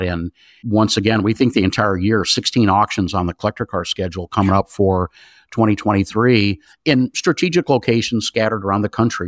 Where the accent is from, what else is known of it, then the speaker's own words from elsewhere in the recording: Southern California, United States; I grew up in Southern California.